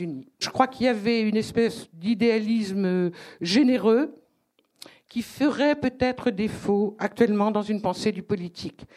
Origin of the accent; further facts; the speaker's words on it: Brittany, France; moved away; also born or lived in Africa; je suis bretonne d'origine et j'avais vécu une partie de ma vie en Afrique